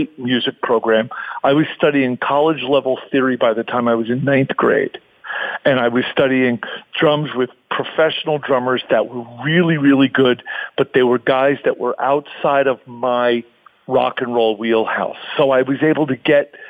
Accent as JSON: {"language": "English", "area": "Long Island", "region": "New York", "country": "United States", "tie": "born or raised there", "moved": "yes", "lives_now": "Los Angeles, United States", "said": "I loved my life growing up on Long Island"}